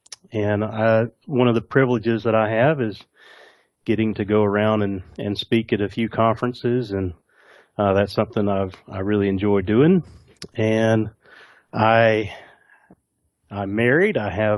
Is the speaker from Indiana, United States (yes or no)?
no; Georgia, United States; accent: Southern twang; moved away as an adult; also born or lived in Nashville, Tennessee; So I grew up in Georgia, in the most redneck of places. And I moved to Tennessee. I lived in Nashville for about 20 years. And I lost a little bit of this twang while I was there.